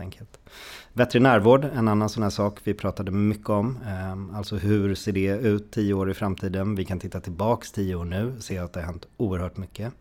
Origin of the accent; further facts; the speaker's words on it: Stockholm, Stockholm County, Sweden; mig då som är en eh, stadsunge från Stockholm